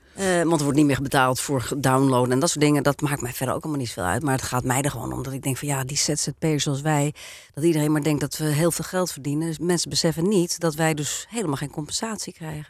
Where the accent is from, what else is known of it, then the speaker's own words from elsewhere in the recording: Netherlands; we uit Nederland kwamen